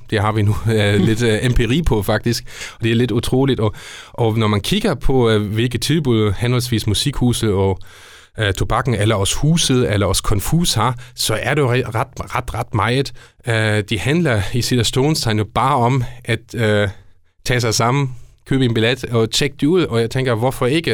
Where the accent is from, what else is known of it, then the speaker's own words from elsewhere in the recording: Esbjerg, Southern Denmark, Denmark; vi er udadtil som Esbjergenser